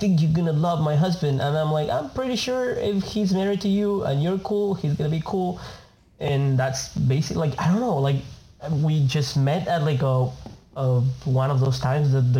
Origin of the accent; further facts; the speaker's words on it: Argentina; accent: Latin; first language Spanish; English is a second language; moved away as an adult; now in United States; I'm from Argentina, born and raised.